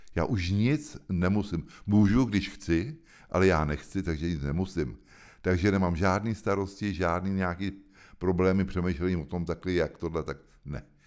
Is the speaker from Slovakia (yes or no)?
no; Hoštice, South Bohemian Region, Czechia; also born or lived in Prague / France; to je můj domov. Tam jsem se narodil před 70 lety a tam žiju furt